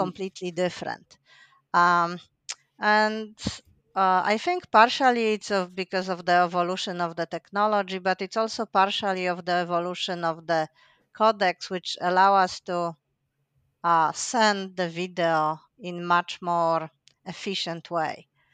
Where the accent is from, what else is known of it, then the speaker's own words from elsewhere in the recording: Poland; moved away as an adult; also born or lived in Finland; I'm originally from Poland